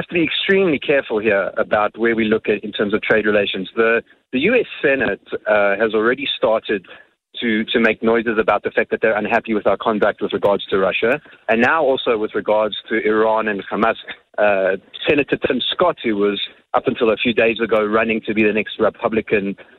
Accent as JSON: {"language": "English", "country": "South Africa", "said": "And I think that if we aren't careful as a South African population, that the South African population as a whole is going to pay the price"}